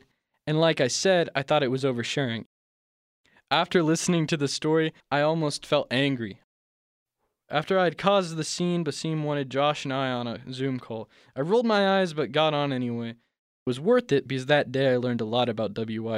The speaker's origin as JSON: {"language": "English", "region": "Ohio", "country": "United States", "tie": "born or raised there", "said": "I was born in Ohio"}